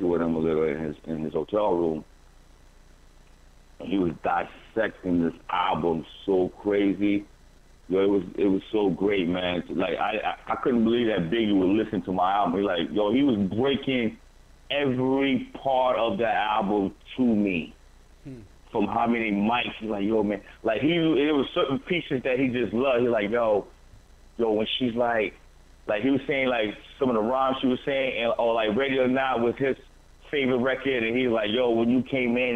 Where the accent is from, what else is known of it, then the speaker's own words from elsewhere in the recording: New Jersey, United States; We're all from Jersey.